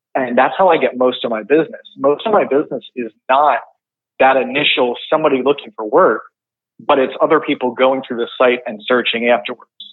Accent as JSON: {"language": "English", "town": "West Creek", "region": "New Jersey", "country": "United States", "said": "I am from West Creek, New Jersey, um, by Long Beach Island"}